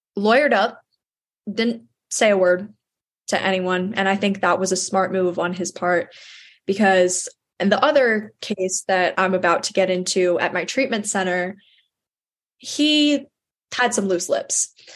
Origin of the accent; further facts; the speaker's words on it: New York, United States; my hometown in New York